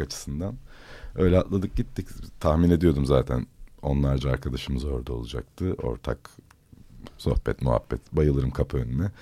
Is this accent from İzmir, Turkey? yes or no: yes; İzmir, Turkey; moved away as an adult; doğmadım çünkü orada ama büyüdüğüm diyeyim yani büyüdüğüm mahallede